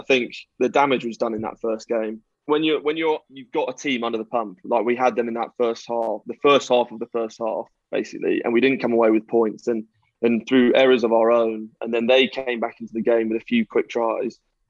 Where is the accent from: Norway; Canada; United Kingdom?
United Kingdom; Scotland; born there; I'm more English than half the Quinns squad. I was born in Scotland, and I have Scottish heritage.